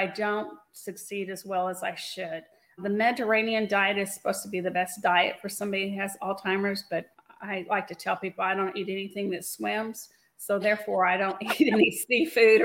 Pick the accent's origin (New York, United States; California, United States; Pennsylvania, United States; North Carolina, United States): California, United States; now in Kentucky, United States; I grew up in California, so I'm used to really beautiful weather